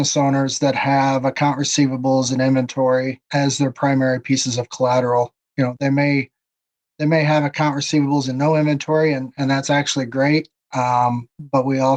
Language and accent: English; East Moline, Illinois, United States; moved away as an adult; also born or lived in Oklahoma; I grew up in Moline, Illinois, actually East Moline, and home of John Deere. Grew up on a small farm